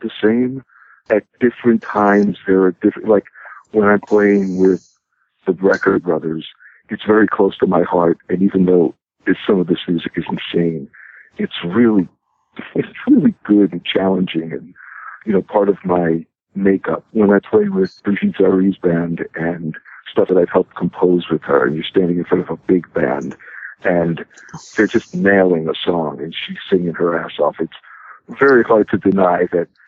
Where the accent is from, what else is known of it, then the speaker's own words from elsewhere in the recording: New York City, New York, United States; I uh, grew up in Brooklyn, in New York